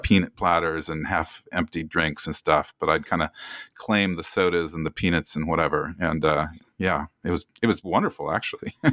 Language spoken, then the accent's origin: English; Oskaloosa, Iowa, United States; when I was growing up in Iowa in the seventies, I think I was eleven or twelve